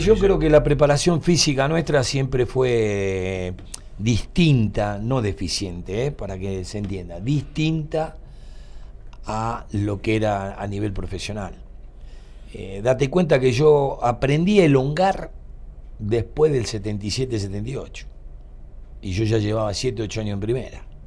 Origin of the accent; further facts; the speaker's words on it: Mar del Plata, Buenos Aires Province, Argentina; yo nací y tuve meses en Cerrito 66. Cerrito y Juan B. Justo.